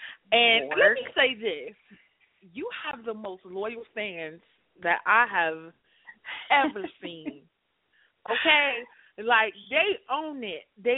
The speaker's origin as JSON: {"language": "English", "town": "Chicago", "region": "Illinois", "country": "United States", "said": "I'm from Chicago"}